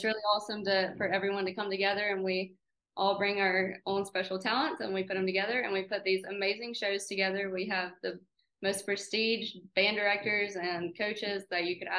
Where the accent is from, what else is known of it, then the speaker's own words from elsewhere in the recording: McCalla, Alabama, United States; we live in McCalla. We're both from McCalla.